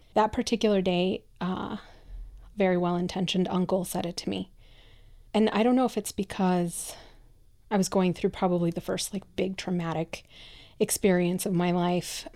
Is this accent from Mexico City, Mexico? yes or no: no; Michoacán, Mexico; English is a second language; moved away; I'm a first generation immigrant, I come from Mexico, from a very kind of traditional little town in the state of Michoacan.